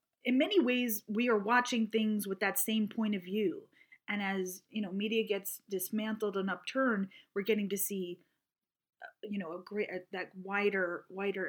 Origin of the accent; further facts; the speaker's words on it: New York City, New York, United States; I was from Queens